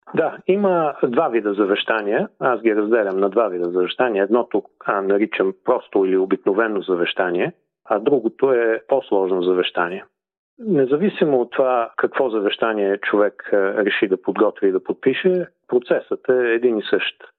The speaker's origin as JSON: {"language": "Bulgarian", "town": "Sofia", "region": "Sofia City", "country": "Bulgaria", "tie": "born or raised there", "moved": "as an adult", "lives_now": "Perth, Australia", "said": "Роден съм и съм израснал в София."}